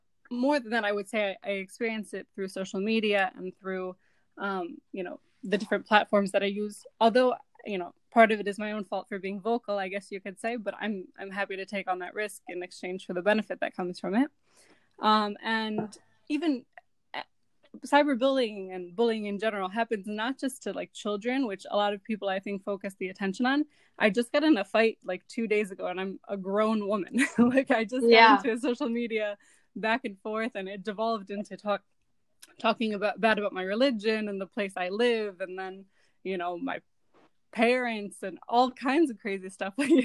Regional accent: Cleveland, Ohio, United States; moved away as an adult; now in Riyadh, Saudi Arabia; I'm from Cleveland

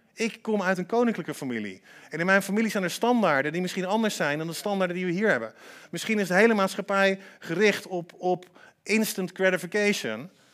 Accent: Antwerp, Flanders, Belgium; ik ben in Antwerpen opgegroeid

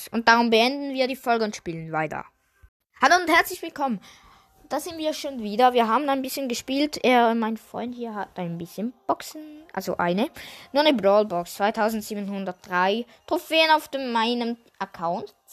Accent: Switzerland; Also, zuerst, wir sind Schweizer, ja, was ihr wissen.

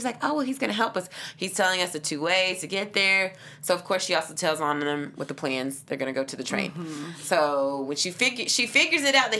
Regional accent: Kentucky, United States; I'm from Kentucky.

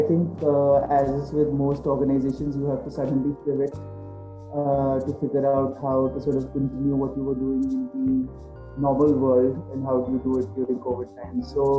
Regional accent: Chandigarh, India; moved away as an adult; also born or lived in Mumbai / Cambridge, Massachusetts; So, in terms of my childhood, so I grew up in Chandigarh and I did my entire schooling there. I was raised by a single mother.

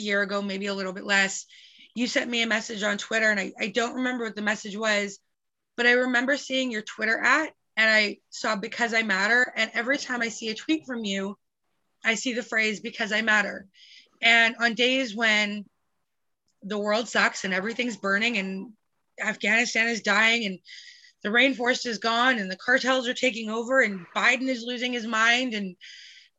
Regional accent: Calgary, Alberta, Canada; I grew up in Calgary and I lived across the street exactly from CFB Calgary

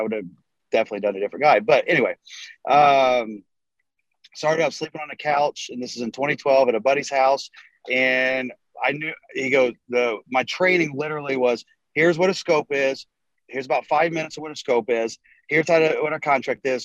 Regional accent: North Carolina, United States; now in Texas, United States; I grew up in North Carolina, moved to Texas uh, about 20 years ago

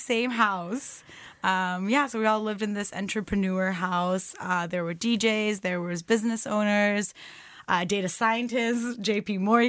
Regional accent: Turkey; I'm from Turkey.

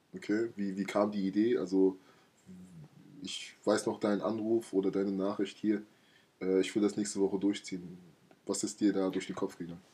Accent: Laubenheim, Rhineland-Palatinate, Germany; ich komme aus Laubenheim

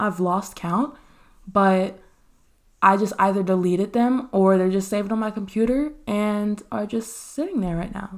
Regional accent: Texas, United States; born and raised in Texas

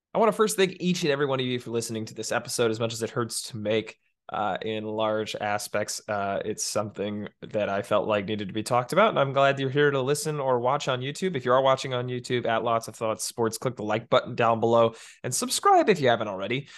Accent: East Bay, San Francisco Bay Area, California, United States; I grew up in the East Bay, uh, fifteen minutes from Oakland.

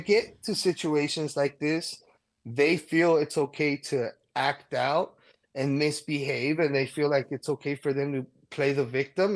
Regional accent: El Paso, Texas, United States; moved away; I was born and raised in El Paso

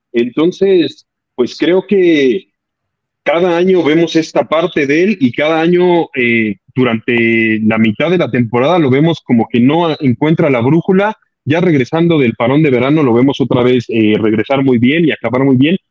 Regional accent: Mexico; como mexicanos

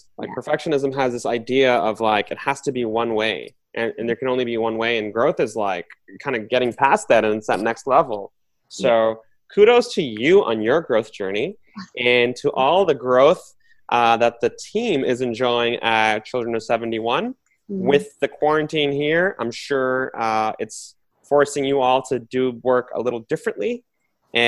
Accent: New York City, New York, United States; I've grown up mostly in Queens

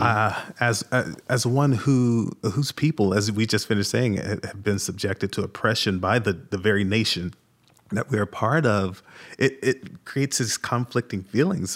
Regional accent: Birmingham, Alabama, United States; also born or lived in Lake Charles, Louisiana; I grew up in Birmingham, Alabama, and Lake Charles, Louisiana, and we kinda moved back and forth, and we would call that the Deep South.

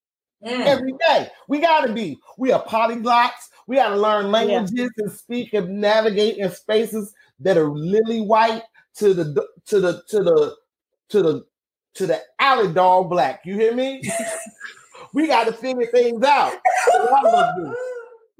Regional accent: Chicago, Illinois, United States; I'm from Chicago. I've been Black all my life

